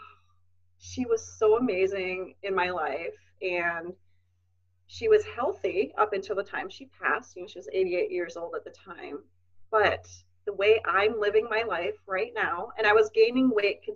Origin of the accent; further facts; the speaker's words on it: Wisconsin, United States; moved away as an adult; also born or lived in Minnesota; I'm from Wisconsin, but I moved to Minnesota for college.